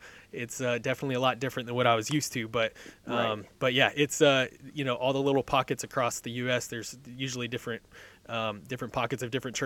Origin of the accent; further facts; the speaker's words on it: Southern California, United States; moved away as an adult; now in Middle Tennessee, United States; I grew up in California, absolutely loved it out there. And I miss Southern California weather